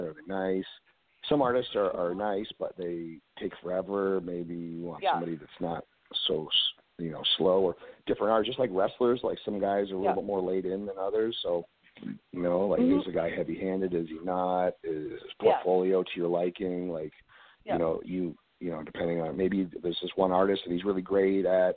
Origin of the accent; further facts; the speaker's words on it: Orangeville, Ontario, Canada; I was raised just outside of Toronto in a place called Orangeville. Grew up same place.